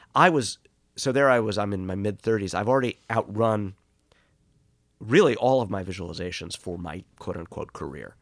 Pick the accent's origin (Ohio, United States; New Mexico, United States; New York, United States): New York, United States; New York City; moved away as an adult; also born or lived in California; growing up in Boreham Hill